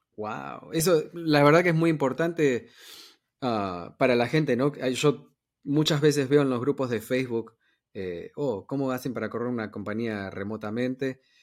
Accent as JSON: {"language": "Spanish", "region": "New York", "country": "United States", "tie": "born or raised there", "said": "yo me crié en Nueva York"}